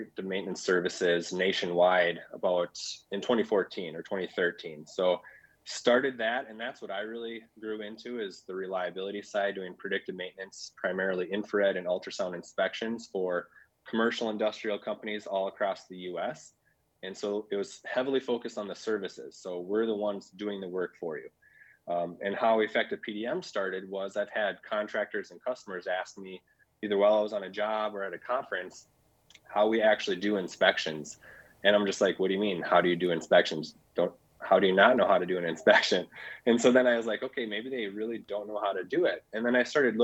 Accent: Minnesota, United States; from Minnesota. So I'm out here in South Central Minnesota

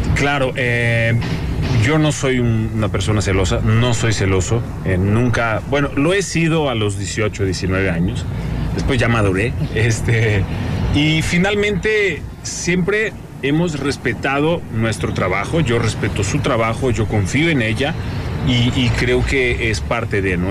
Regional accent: Caçapava do Sul, Rio Grande do Sul, Brazil; now in Mexico; donde nací, en Casapava se llama, hace mucho frío. ¿no? En el sur de Brasil

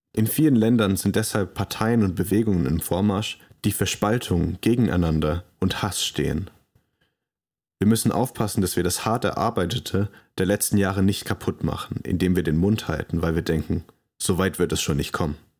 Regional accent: Germany; moved away as an adult; also born or lived in London, England; Als Deutscher

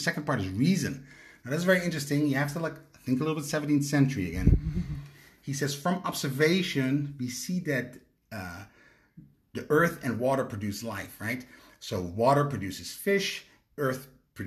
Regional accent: Netherlands; moved away; I'm from Holland

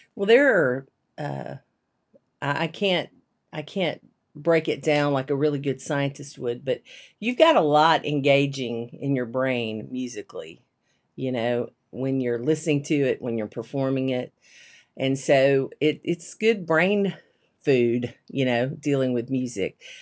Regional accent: Shreveport, Louisiana, United States; also born or lived in Abilene, Texas; I grew up in Louisiana

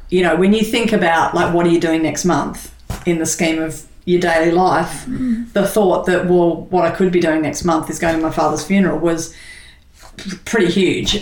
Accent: Sydney, New South Wales, Australia; I was born in Sydney and on the North Shore of Sydney. Grew up in a family of two brothers and a sister. Leafy, I remember trees and leafy streets, and uh, and yeah, I've lived in Sydney all my life.

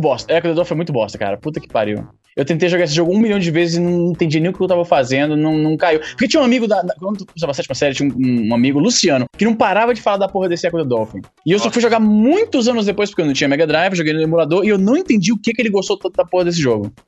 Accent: Fortaleza, Ceará, Brazil; also born or lived in Paraná; eu saí de Fortaleza, fui morar no Paraná por três anos. Quando eu voltei, eu voltei para a mesma escola

